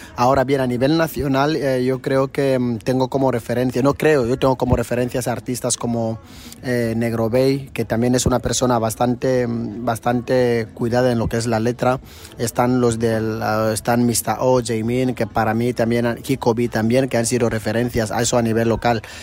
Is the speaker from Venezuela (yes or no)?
no; Equatorial Guinea; Somos el único país de África de habla hispana